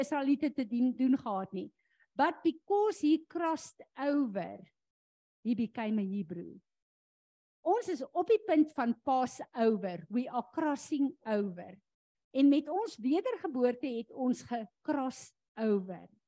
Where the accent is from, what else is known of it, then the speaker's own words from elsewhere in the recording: South Africa; ons as Suid-Afrikaners